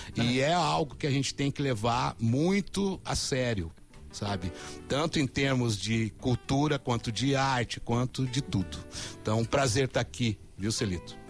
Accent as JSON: {"language": "Portuguese", "area": "Gaúcho, born 80 km from Uruguay", "region": "Rio Grande do Sul", "country": "Brazil", "tie": "born or raised there", "moved": "yes", "said": "eu sou gaúcho também, eu nasci a, 80 ah, quilômetros do Uruguai"}